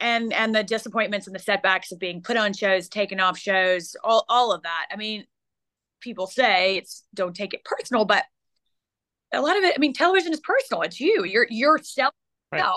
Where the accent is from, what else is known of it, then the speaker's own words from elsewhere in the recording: South Carolina, United States; I grew up in South Carolina, grew up a Clemson fan